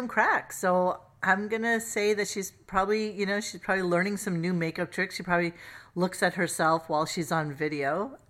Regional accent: Canada; now in United States; I'm Canadian in Florida.

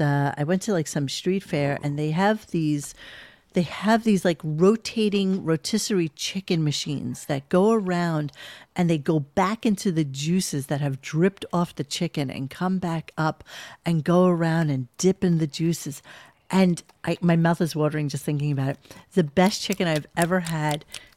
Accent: New York, United States; So as a New Yorker

